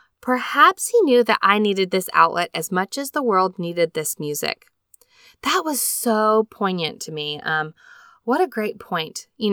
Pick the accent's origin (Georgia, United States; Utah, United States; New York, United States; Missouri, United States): Utah, United States; Elk Ridge; now in Springville, United States; I grew up in Elk Ridge, Utah, and we currently call Springville, Utah home.